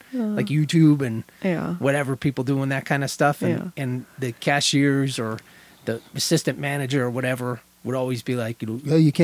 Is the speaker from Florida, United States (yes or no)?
no; Shamokin, Pennsylvania, United States; my hometown of Shamokin